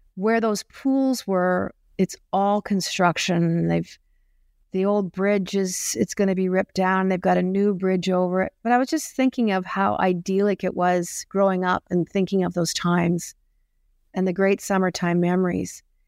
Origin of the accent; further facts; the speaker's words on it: Springbank, Alberta, Canada; growing up in Spring Bank, Alberta